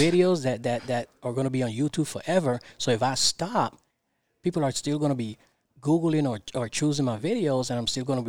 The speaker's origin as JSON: {"language": "English", "country": "Panama", "tie": "born there", "said": "By the way, I was born in Panama, the Republic of Panama. Okay. So, yo hablo español."}